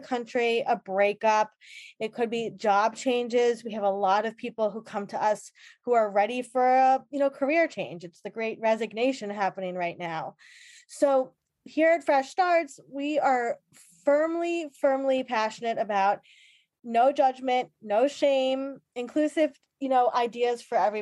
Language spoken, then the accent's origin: English; Long Island, New York, United States; I am from Long Island